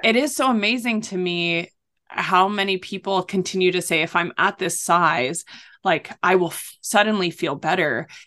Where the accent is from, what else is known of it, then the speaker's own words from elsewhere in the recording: North Shore of Oahu, Hawaii, United States; I grew up on the North Shore of Oahu